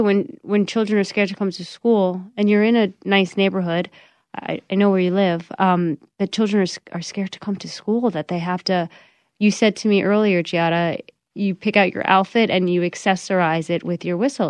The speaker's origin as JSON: {"language": "English", "region": "New York", "country": "United States", "tie": "born or raised there", "said": "I grew up in New York"}